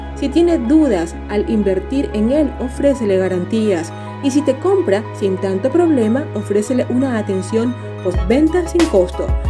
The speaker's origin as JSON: {"language": "Spanish", "country": "Venezuela", "said": "como decimos en Venezuela"}